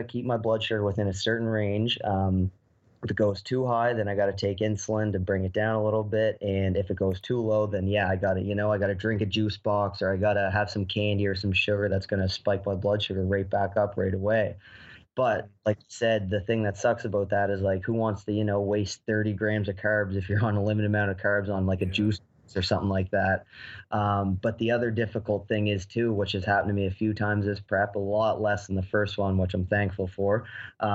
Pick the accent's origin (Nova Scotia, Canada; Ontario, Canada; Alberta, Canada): Nova Scotia, Canada; Halifax; my hometown here where I'm from in Halifax.